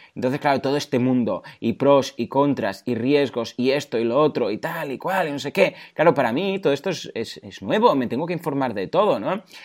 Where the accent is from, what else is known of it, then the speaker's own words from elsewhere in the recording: Mataró, Catalonia, Spain; Yo soy de Mataró y aquí eh, nos conocen porque somos muy tozudos